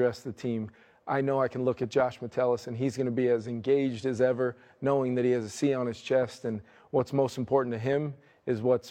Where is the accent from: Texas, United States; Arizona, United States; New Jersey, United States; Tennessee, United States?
New Jersey, United States; moved away; growing up in New Jersey